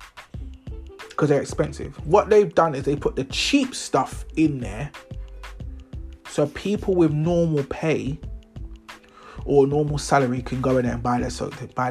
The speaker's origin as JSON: {"language": "English", "region": "London", "country": "United Kingdom", "said": "I'm from London."}